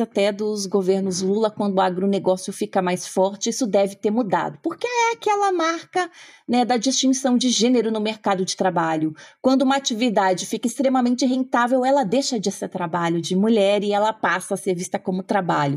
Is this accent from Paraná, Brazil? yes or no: yes; interior of Paraná, Brazil; moved away as an adult; now in Germany; eu sou filha né, de um casal de agricultores de um sítio pequeno no interior do Paraná. Minha família sempre desenvolveu agricultura familiar. Então, eu cresci numa casa